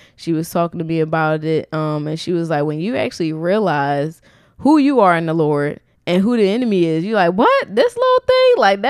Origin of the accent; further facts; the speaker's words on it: Philadelphia, Pennsylvania, United States; we're from Philly.